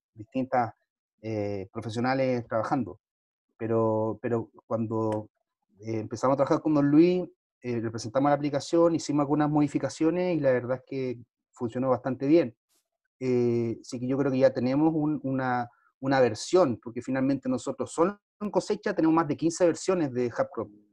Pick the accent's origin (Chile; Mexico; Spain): Chile; soy chileno